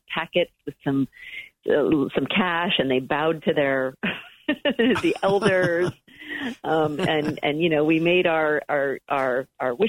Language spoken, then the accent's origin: English; Carmichael, California, United States; growing up in Carmichael, California, outside of Sacramento